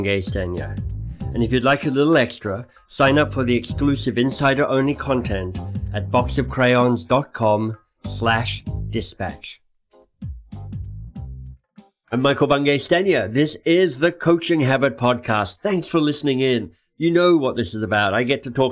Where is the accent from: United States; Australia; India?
Australia; as an Australian